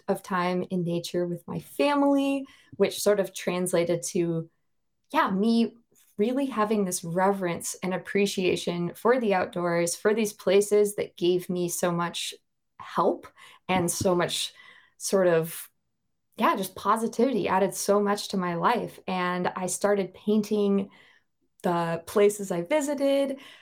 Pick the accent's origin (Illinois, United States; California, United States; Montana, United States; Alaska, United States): Montana, United States; Bozeman; moved away as an adult; now in Norway; I grew up in Bozeman, Montana, and I lived there for twenty-nine and a half years.